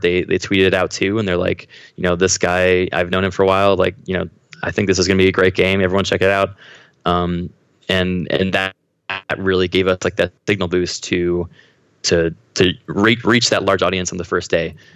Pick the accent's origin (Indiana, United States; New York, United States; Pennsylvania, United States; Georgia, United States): Pennsylvania, United States; Haverford; moved away as an adult; now in Los Angeles, United States; I grew up uh, outside of Philadelphia. I was in kind of the suburbs um, around there. Mm-hmm. Uh, I think the town was Haverford, um, but I moved around a lot, so okay. it, it, was all around that area though.